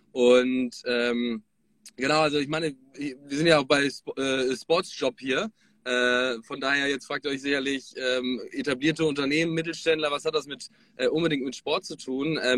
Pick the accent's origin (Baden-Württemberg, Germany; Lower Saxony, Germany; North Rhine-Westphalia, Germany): North Rhine-Westphalia, Germany; now in Hamburg, Germany; Hallo. Ähm, ich komme ähm, ursprünglich aus Ostwestfalen, lebe aktuell in Hamburg und bin jetzt aber gerade in Frankfurt